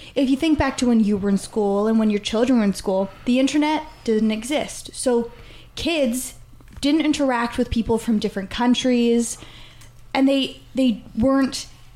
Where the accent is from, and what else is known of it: Canada